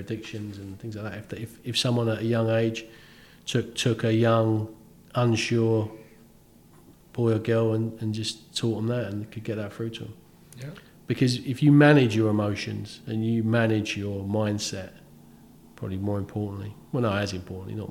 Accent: London, United Kingdom; moved away as an adult; also born or lived in Bournemouth; now in Bournemouth area, United Kingdom; I grew up in London, never thought I'd leave. And I can't imagine living anywhere else now.

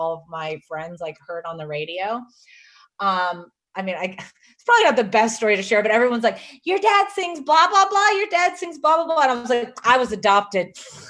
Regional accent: South Carolina, United States; I really didn't know the magnitude of it growing up in South Carolina.

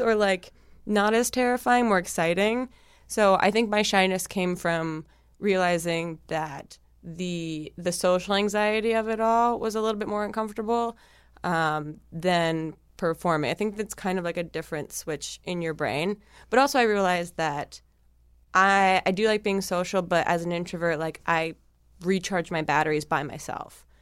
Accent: New Jersey, United States; moved away; I'm from New Jersey originally

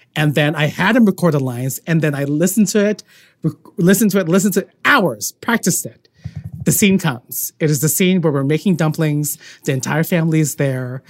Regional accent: Philippines; I'm Filipino

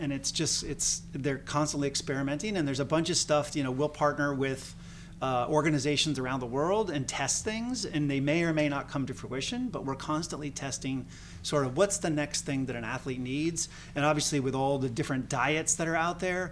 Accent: Northeast, United States; as a soccer player growing up in the Northeast

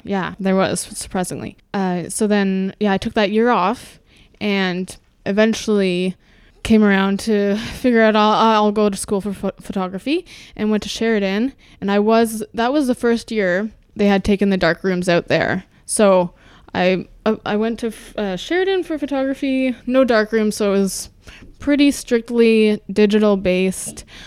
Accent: suburb west of Toronto, Ontario, Canada; also born or lived in Winnipeg, Manitoba; Was raised in a suburb about thirty minutes west of Toronto

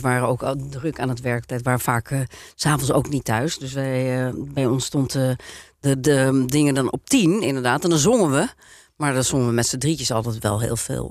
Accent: Netherlands; we uit Nederland kwamen

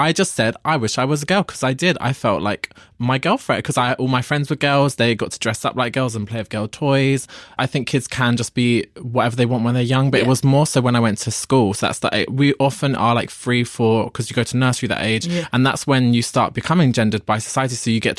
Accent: Ireland; I'm Irish, working class Catholic.

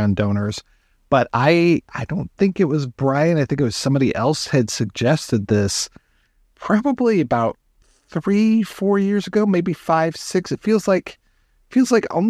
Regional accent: Detroit, Michigan, United States; my hometown of Detroit

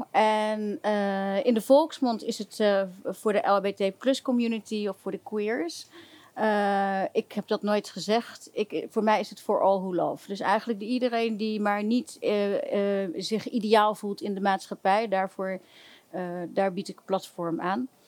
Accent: Limburg, Netherlands; Ik, woonde in, ik kom uit Limburg.

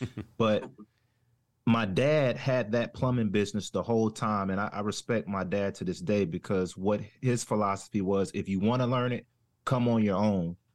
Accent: Jacksonville, North Carolina, United States; accent: southern; I'm originally from, uh, North Carolina, a town called Jacksonville, home of Camp Lejeune. No associated with the military, but my grandparents and family history has always been sharecroppers, so I kinda grew up in, like, a country farm area.

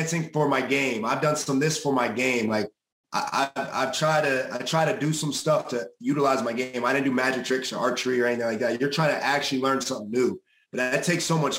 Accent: New Jersey, United States; I'm from New Jersey originally. I knew what it was like growing up here.

